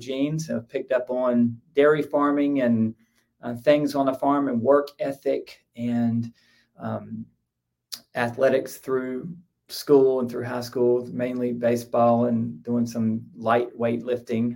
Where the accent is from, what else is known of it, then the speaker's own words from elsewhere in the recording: Craven County, North Carolina, United States; also born or lived in Columbia, South Carolina; I grew up in Craven County.